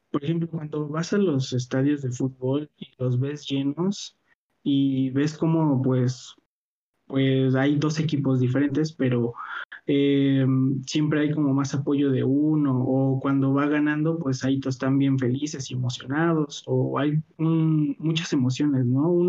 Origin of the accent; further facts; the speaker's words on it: Mexico; Este, y, y sí, sí, pues sí, puro mexicano, qué mano.